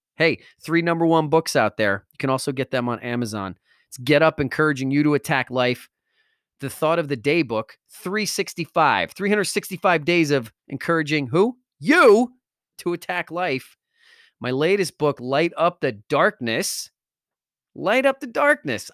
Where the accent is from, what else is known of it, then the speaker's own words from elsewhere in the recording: Wallington, New Jersey, United States; I grew up in Wellington, New Jersey